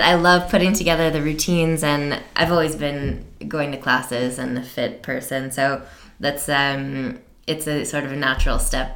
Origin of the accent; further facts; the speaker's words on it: United States; being American